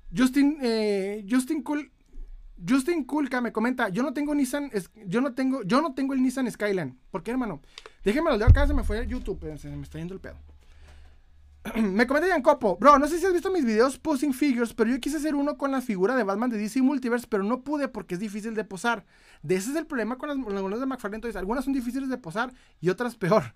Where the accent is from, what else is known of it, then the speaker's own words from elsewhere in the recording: Ciudad Juárez, Chihuahua, Mexico; Soy de Ciudad Juárez, Chihuahua.